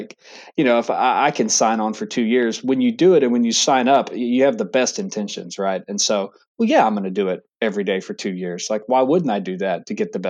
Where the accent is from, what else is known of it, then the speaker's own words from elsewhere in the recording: Texas, United States; moved away as an adult; now in Charlotte, United States; I'm from Texas originally. So I played football in high school